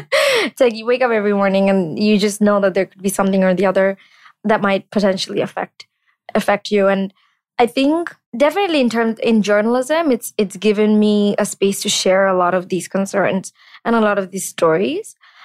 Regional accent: Bangladesh; It hit me that I'd never interacted with the Jewish community growing up in Bangladesh.

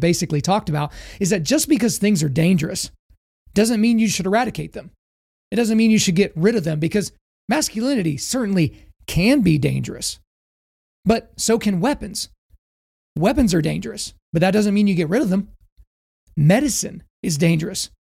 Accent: Oklahoma, United States; I grew up in Oklahoma

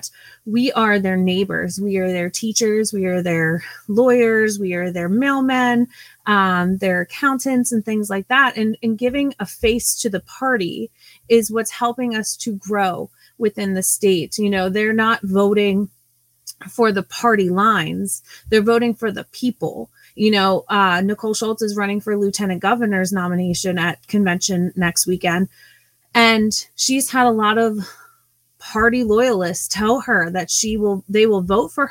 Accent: Pennsylvania, United States; I'm from Pennsylvania

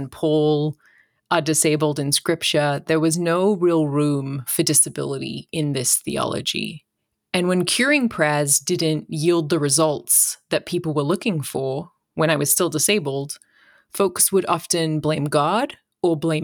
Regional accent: Australia; now in United States; My accent tells a little bit of my story. I'm from Australia. I now live in the States

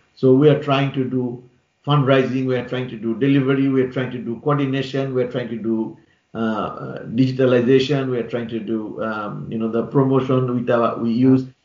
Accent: Bangladesh; now in London, United Kingdom; I'm I'm from Bangladesh

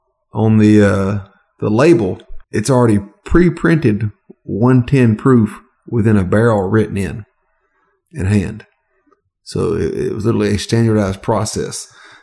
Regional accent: below the Mason-Dixon line, the South, United States; I didn't grow up above the Mason-Dixon line.

